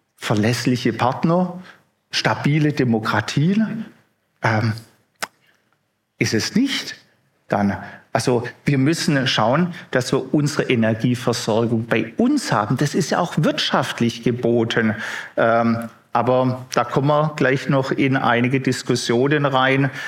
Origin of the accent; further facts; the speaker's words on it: Baden-Württemberg, Germany; bei uns im Süden, ich meine gerade Baden-Württemberg